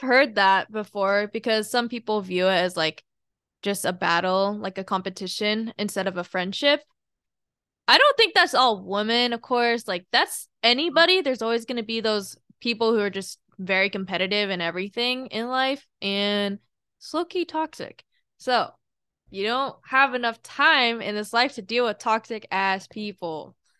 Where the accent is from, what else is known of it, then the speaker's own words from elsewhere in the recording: Washington, United States; moved away; also born or lived in Alabama; I grew up in Washington State, And then we moved to Alabama